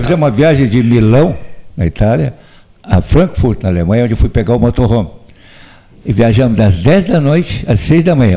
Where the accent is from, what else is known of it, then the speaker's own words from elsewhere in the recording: Morro Redondo, Rio Grande do Sul, Brazil; Eu fui criado aqui no Morro Redondo, como você sabe, de origem alemã, mas era proibido falar alemão por causa da guerra